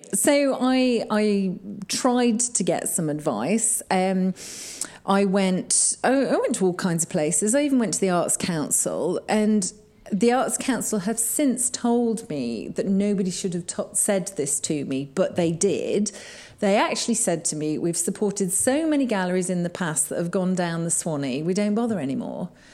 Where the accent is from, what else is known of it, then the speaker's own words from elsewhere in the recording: Kegworth, East Midlands, United Kingdom; moved away as an adult; now in Sheffield, United Kingdom; I was brought up in Kegworth, which is right in the Midlands.